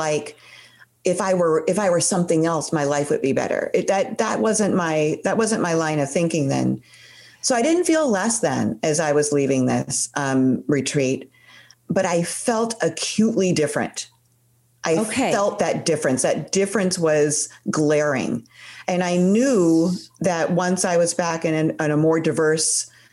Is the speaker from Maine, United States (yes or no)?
no; Chicago, Illinois, United States; I was born in Chicago